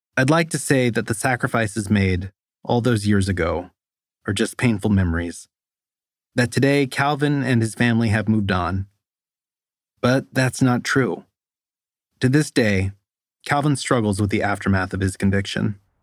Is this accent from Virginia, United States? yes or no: no; Stockton, California, United States; moved away; It's not far from the house where I grew up on Rose Street